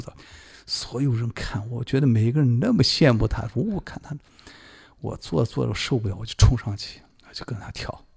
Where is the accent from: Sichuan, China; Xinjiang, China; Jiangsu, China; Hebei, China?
Xinjiang, China; Urumqi; moved away as an adult; now in Beijing, China; 我在这个在新疆乌鲁木齐